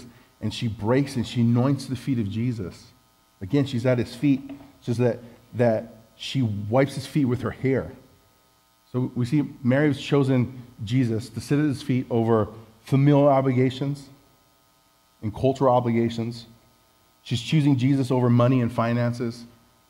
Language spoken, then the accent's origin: English; Samoa; moved away; also born or lived in Hawaii; I was home in Samoa, which, if you didn't know, I was from Samoa. I'm from Samoa.